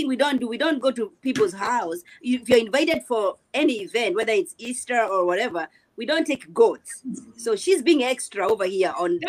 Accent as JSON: {"language": "English", "country": "Kenya", "said": "You know, I'm from Kenya too."}